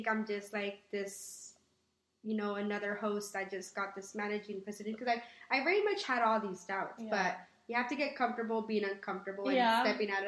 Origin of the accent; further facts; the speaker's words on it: United States; growing up in the United States